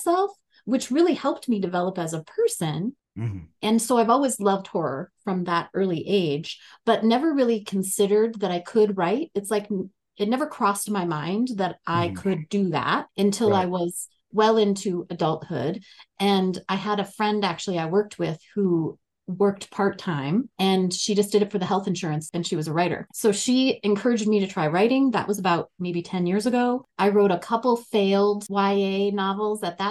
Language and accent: English; North Dakota, United States; now in Colorado, United States; I grew up in North Dakota, very much that like Midwestern nice kind of culture.